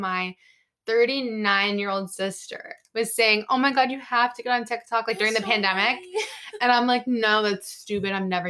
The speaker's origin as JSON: {"language": "English", "area": "South Shore", "region": "Massachusetts", "country": "United States", "said": "I'm from the South Shore, there's like Carver, Plymouth."}